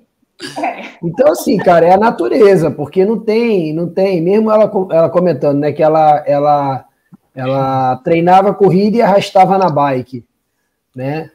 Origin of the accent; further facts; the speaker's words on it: Rio de Janeiro, Brazil; quando eu era criança no Rio de Janeiro